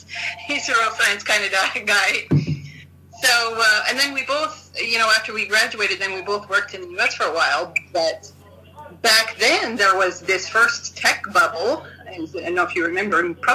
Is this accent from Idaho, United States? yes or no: yes; Idaho, United States; moved away as an adult; also born or lived in Oregon / Tokyo; now in Japan; I grew up in Idaho, as you said, on a potato farm.